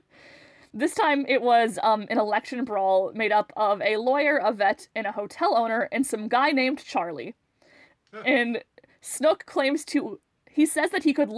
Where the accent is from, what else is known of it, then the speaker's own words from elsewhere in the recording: Morris, Manitoba, Canada; my hometown, Morris, Manitoba